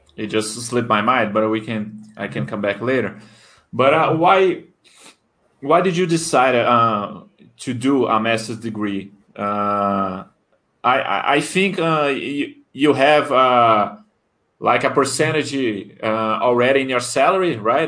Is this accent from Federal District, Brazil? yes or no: yes; Brasília, Federal District, Brazil; English is a second language; I'm also from Brasilia